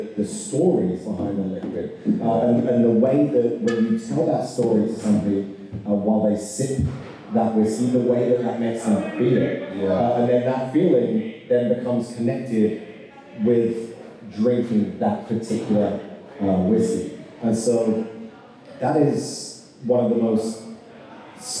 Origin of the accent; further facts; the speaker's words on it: United Kingdom; now in Kentucky, United States; this Brit